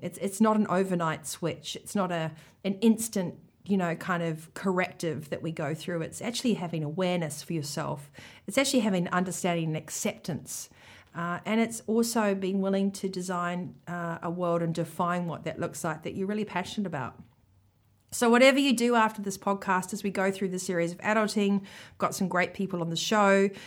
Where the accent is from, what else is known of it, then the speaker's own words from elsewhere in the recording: New Zealand; accent: Kiwi; my Kiwi accent